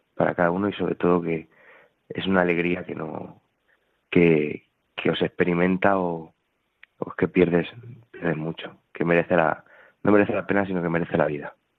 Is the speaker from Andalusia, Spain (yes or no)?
no; Talavera de la Reina, Castilla-La Mancha, Spain; now in Toledo, Spain; soy de, Talavera de la Reina